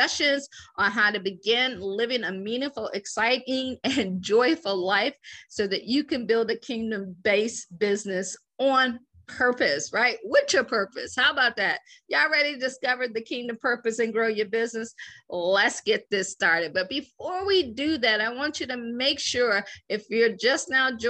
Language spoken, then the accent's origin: English; Akron, Ohio, United States; moved away as an adult; also born or lived in Washington, D.C. / Baltimore / Boston; I'm from Akron, Ohio. I always joke and say I grew up shy, sheltered, in church basically 6 days a week